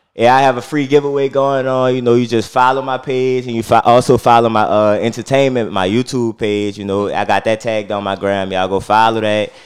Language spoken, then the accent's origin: English; New Orleans, Louisiana, United States; I'm from the St. Bernard Project. You know, grew up, born and raised